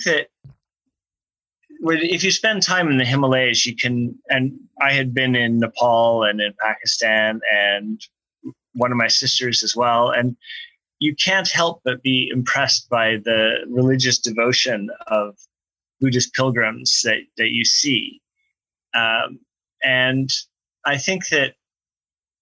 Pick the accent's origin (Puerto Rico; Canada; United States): Canada; Thunder Bay, Ontario; also born or lived in Tanzania; a kid growing up in Thunder Bay, Ontario